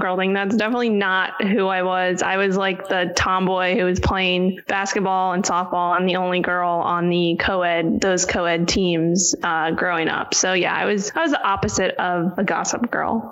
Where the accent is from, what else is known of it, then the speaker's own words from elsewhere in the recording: New York City, New York, United States; moved away as an adult; also born or lived in Florida / Virginia; now in California, United States; I'm born and raised in Manhattan